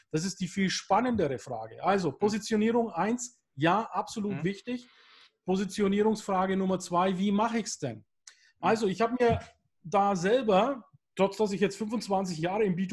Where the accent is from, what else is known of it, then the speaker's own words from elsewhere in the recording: Bavaria, Germany; Ich bin ja hier im Norden Bayerns.